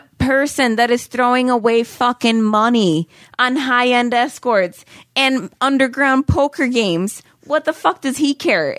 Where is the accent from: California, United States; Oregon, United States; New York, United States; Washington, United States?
New York, United States; Buffalo; I'm from Buffalo.